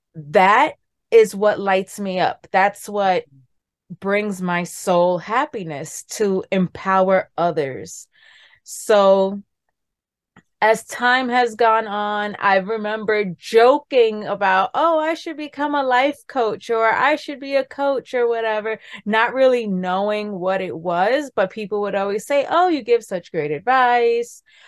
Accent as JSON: {"language": "English", "town": "New York City", "region": "New York", "country": "United States", "tie": "born or raised there", "said": "I'm from New York City, born and raised in the Bronx."}